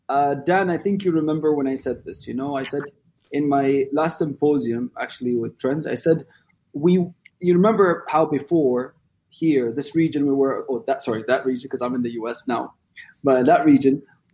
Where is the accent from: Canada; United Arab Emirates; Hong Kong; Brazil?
United Arab Emirates; now in United States; what I love about my country, at least in the UAE